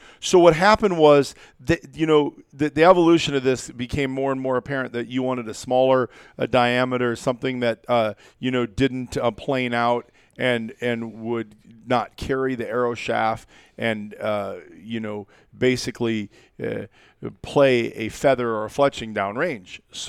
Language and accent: English; Iowa, United States; way before I got into rifle gear because I'm a kid from Iowa, right?